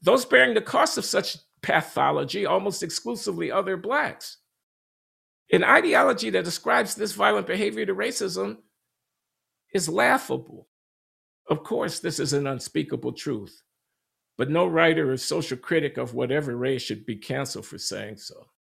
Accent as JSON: {"language": "English", "town": "Chicago", "region": "Illinois", "country": "United States", "tie": "born or raised there", "moved": "yes", "said": "my hometown newspaper, the Chicago Tribune"}